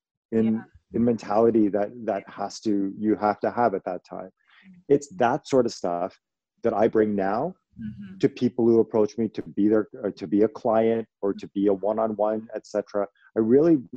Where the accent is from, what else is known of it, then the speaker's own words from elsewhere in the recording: Toronto, Ontario, Canada; I'm from Toronto, I'm from Canada